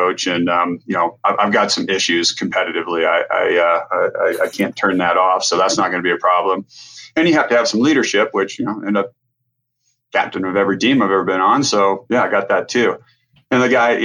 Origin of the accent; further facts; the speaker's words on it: Nebraska, United States; moved away; growing up in Nebraska